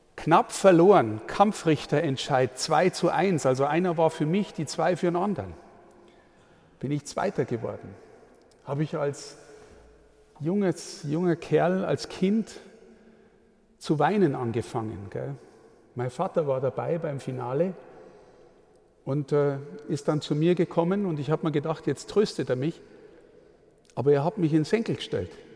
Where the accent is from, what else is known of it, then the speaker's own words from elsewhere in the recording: Amberg, Bavaria, Germany; In meiner Heimatstadt Amberg